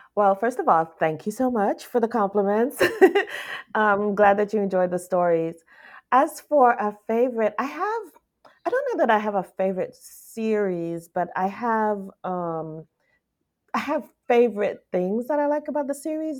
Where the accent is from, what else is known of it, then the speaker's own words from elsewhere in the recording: U.S. Virgin Islands; I'm from the Virgin Islands, Saint Thomas